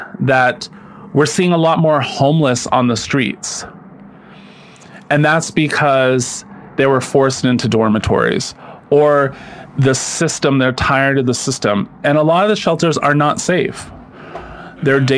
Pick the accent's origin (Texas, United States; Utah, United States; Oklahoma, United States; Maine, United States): Maine, United States; accent: down east; now in New York City, United States; I grew up in Maine